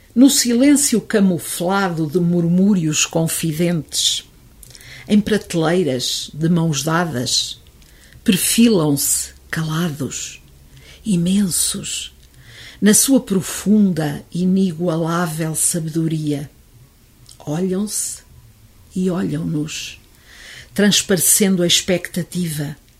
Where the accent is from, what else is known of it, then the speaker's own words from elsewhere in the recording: Oliveira do Hospital, Centro, Portugal; sou oliveirense de gema clara e casca